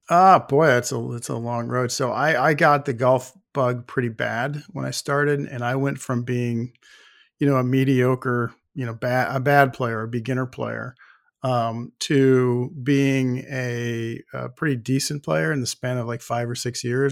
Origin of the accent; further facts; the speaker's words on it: Buffalo, New York, United States; I grew up in Buffalo, New York